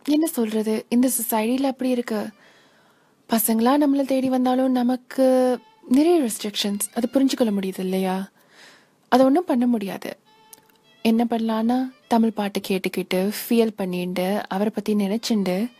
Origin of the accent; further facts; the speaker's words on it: United States; நான் இங்கே யுனைடெட் ஸ்டேட்ஸ்லேயே பிறந்து வளர்ந்த பொண்ணு